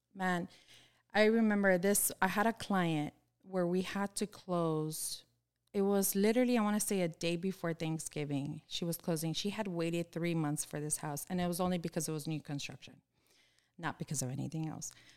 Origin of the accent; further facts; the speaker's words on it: Miami, Florida, United States; I'm born and raised in Florida. I've lived here my whole life